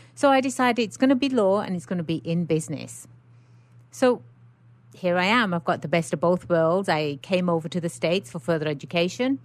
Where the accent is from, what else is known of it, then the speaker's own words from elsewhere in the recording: England, United Kingdom; born and raised in England